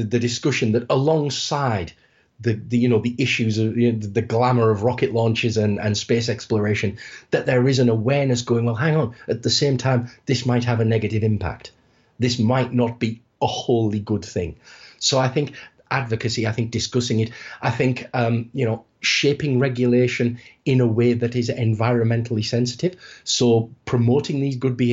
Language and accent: English; United Kingdom; I'm from the United Kingdom